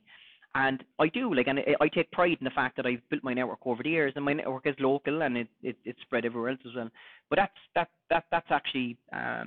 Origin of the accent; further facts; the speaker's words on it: Cork, Munster, Ireland; accent: Cork; I'm born and bred in Cork. Done a good bit of traveling over the years